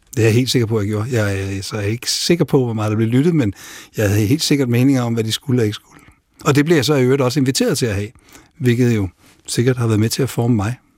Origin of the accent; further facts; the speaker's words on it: Denmark; Men selv Sverige kan være vanskeligt at, at finde rundt i som dansker